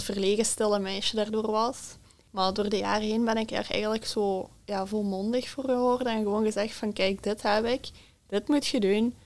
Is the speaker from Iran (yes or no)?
no; Beringen, Flanders, Belgium; ik ben uit Beringen en ik ben 23 jaar